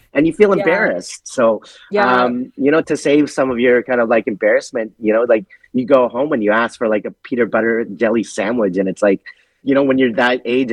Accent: Canada; growing up in Canada, my personality first was being Canadian.

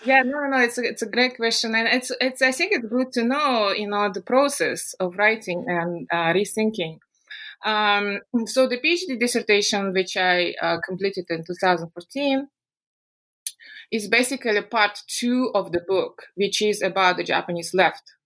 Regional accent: Buryatia, Russia; moved away; also born or lived in Moscow, Russia; I'm from Russia and I am a Buryat

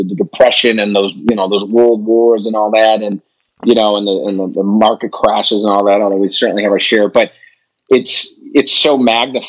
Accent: Chicago, Illinois, United States; I'm a Chicagoan

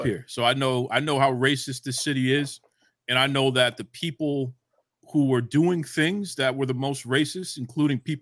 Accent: Boston, Massachusetts, United States; I'm from Boston

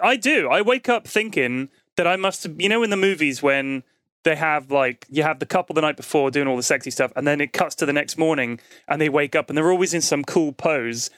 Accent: London, United Kingdom; we're both from London

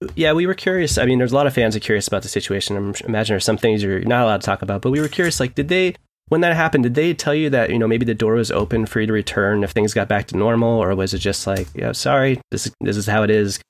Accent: Seattle, Washington, United States; I'm from Seattle

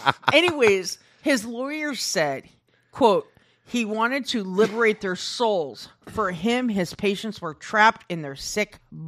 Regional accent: Iowa, United States; I'm from Iowa, so to me, this is nothing.

